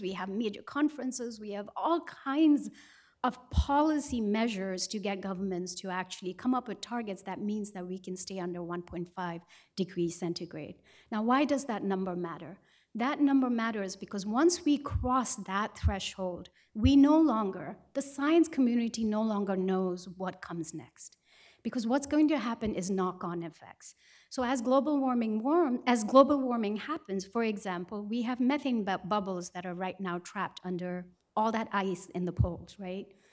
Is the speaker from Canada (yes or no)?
no; Sikkim, India; I come from Sikkim in the Far East and Himalayas.